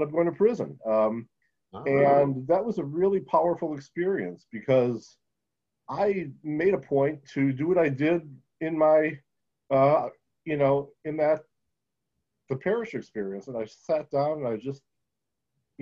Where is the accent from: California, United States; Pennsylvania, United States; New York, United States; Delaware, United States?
New York, United States; Buffalo; I'm from Buffalo, New York